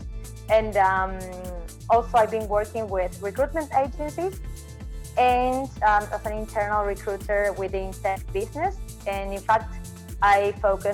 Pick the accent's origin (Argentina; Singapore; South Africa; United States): Argentina; also born or lived in New Zealand; I'm from Argentina